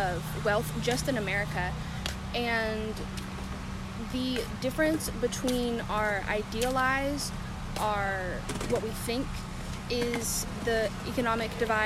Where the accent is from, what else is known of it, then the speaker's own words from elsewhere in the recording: Trinity, Texas, United States; I'm from Trinity, which is like 30-40 minutes away from here, so Huntsville-ish.